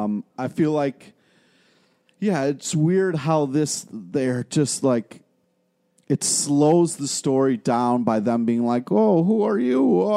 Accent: Rochester, New York, United States; born or raised there

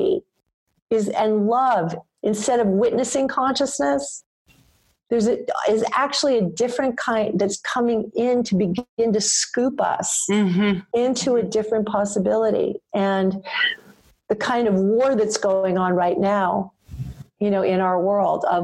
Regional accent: New York, United States; me as a New Yorker

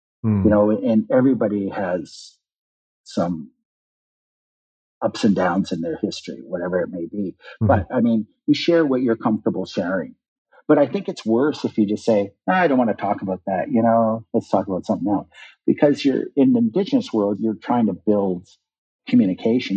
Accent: North Coast, British Columbia, Canada; moved away as an adult; also born or lived in Haida Gwaii / Ottawa; we say in the North Coast

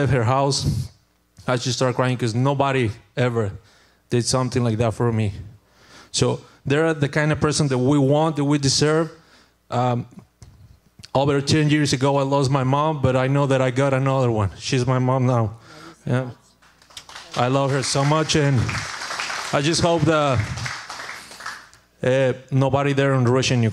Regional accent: Mexico; English is a second language; moved away as an adult; now in United States; I'm from Mexico

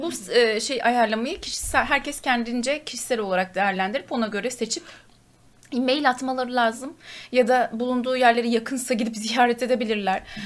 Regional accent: Turkey; bir Türk olarak

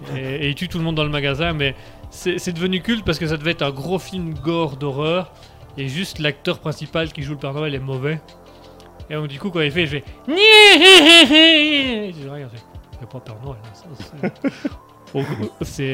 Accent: Belgium; Nous sommes belges

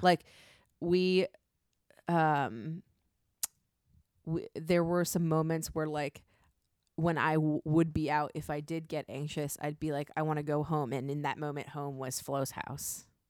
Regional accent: United States; As an American, someone who was born and raised in the United States

